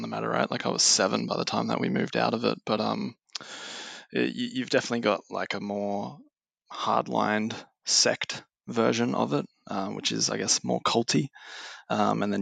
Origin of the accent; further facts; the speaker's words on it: Queensland, Australia; I grew up in Queensland, Australia